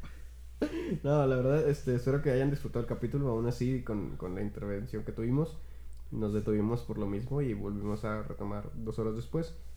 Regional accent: Mexico; Yo, como mexicano

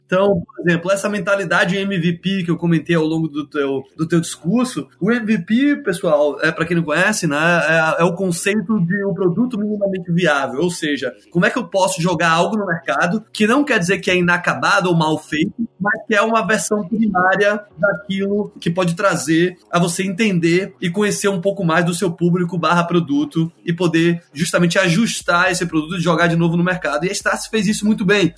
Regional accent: Brazil; now in Silicon Valley, United States; como brasileiros no Vale

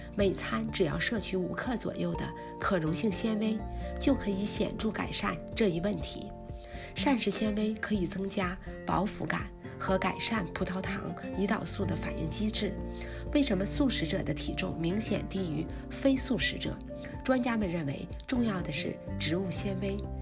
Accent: China; 我们中国人喜欢喝茶

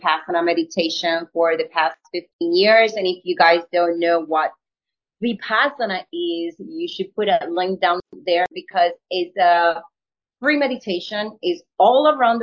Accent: Colombia; English is a second language; moved away as an adult; also born or lived in New York; being an actor from Colombia, moving to New York with a very strong accent. I barely spoke English.

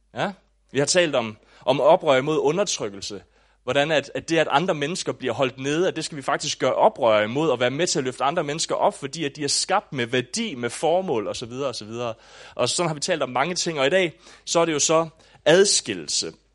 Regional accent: Southern Jutland, Southern Denmark, Denmark; also born or lived in Aabenraa; da jeg voksede op i Sønderjylland

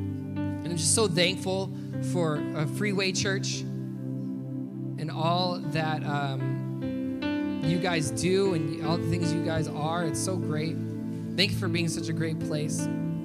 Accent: Michigan, United States; also born or lived in Boston; growing up in Michigan

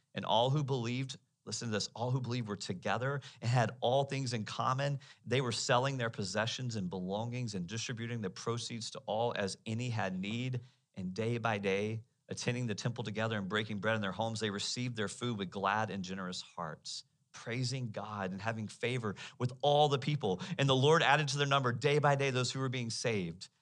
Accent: United States

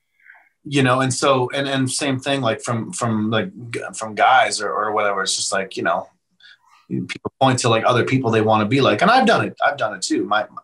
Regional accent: Canada; now in Nashville, United States; And so I came from Canada to Nashville

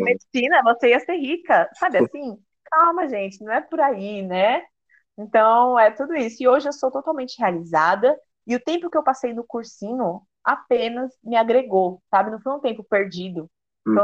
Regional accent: São Paulo, Brazil; moved away as an adult; now in Recife, Brazil; eu nasci em São Paulo, sou né, de São Paulo, amo São Paulo, é, vivi muito tempo né, da minha vida ali.

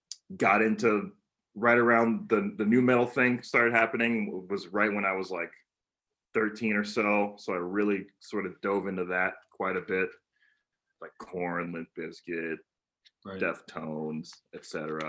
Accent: South Texas, United States; moved away; also born or lived in Greeley, Colorado; I grew up in South Texas, in a town that was 85% Mexican population, and then I believe 12% white, and then 3% other. So I got to be in that other category.

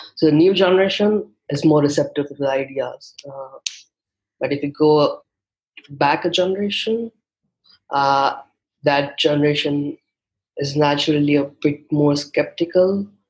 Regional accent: India; English is a second language; i come from a relatively smaller city in india

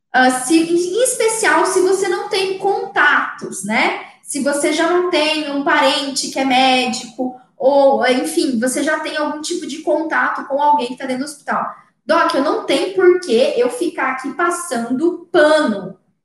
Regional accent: Mato Grosso do Sul, Brazil; aqui no meu estado, eu sou de Mato Grosso do Sul

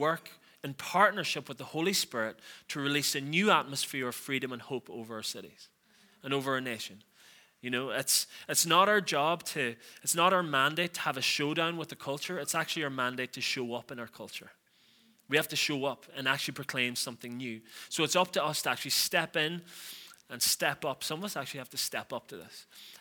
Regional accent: Donegal, Ulster, Ireland; I'm from Donegal

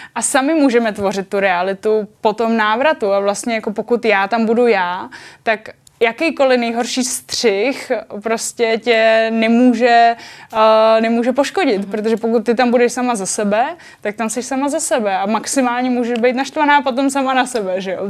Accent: Czechia; also born or lived in Japan; říkám, že jsem Čech, eh, Čech v Japonsku a Japonec v Čechách

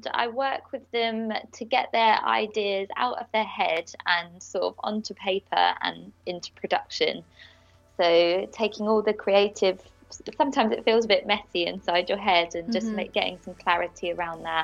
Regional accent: Bedfordshire, East of England, United Kingdom; moved away as an adult; also born or lived in Leicester; now in London, United Kingdom; I'm actually from Bedfordshire, so I'd been in Leicester for about 8 years

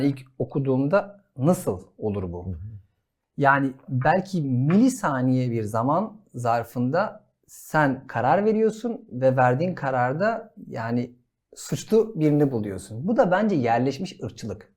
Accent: Adana, Turkey; Adanalıyım ben de.

